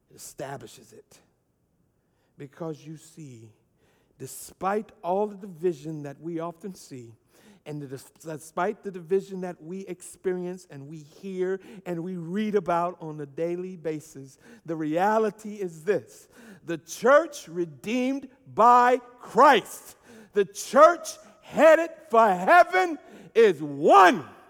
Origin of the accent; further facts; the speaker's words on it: United States; I am American, and I am glad to be it